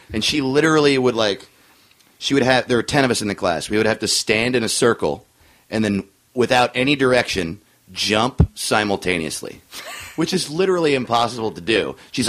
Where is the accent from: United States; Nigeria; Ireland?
United States; New York; I grew up we moved every 3 years until I was 12, and then my dad retired and we moved to New York.